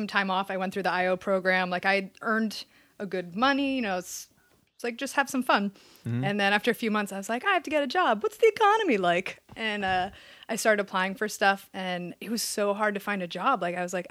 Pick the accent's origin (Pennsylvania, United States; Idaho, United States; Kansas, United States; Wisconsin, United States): Pennsylvania, United States; Allentown; moved away as an adult; also born or lived in Philadelphia, Pennsylvania; now in Los Angeles, United States; I was East Coaster. I grew up in Allentown, Pennsylvania. And then I lived in Philadelphia for a little bit, did college there